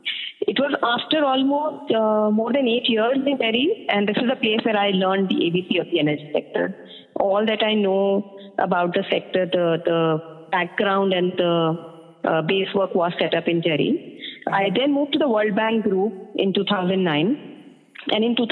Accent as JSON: {"language": "English", "region": "Delhi", "country": "India", "tie": "born or raised there", "said": "I was born and brought up in Delhi, and I completed my education in economics from the Delhi University in 2001. I actually grew up in a multicultural environment, as my parents come from two very distinct states of India, Haryana and Tamil Nadu"}